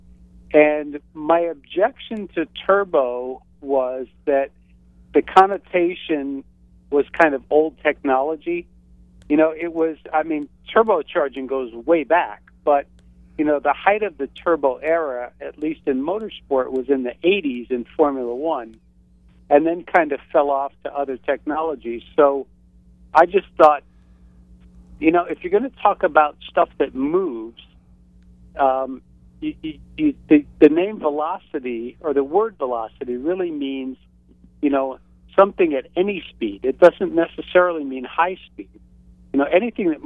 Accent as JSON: {"language": "English", "town": "North Tarrytown", "region": "New York", "country": "United States", "tie": "born or raised there", "also_born_or_lived": "Cortlandt Manor, New York", "said": "I grew up in North Tarrytown, New York"}